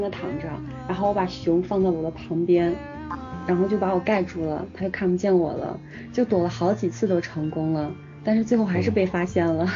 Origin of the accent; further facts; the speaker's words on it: Xi'an, Shaanxi, China; moved away; 我们这边儿的方言，不管是，就是男生说还是女生说，都有一种很汉子的感觉